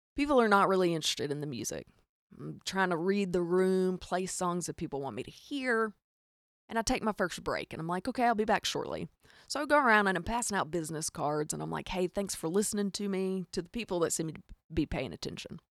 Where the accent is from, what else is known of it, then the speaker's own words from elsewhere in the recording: Arkansas, United States; accent: hic; I am from Arkansas, in case you can't hear the hic in my accent